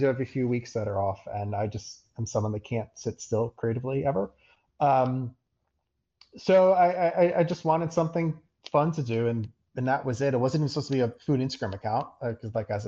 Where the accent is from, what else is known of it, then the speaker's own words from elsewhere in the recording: United States; being an American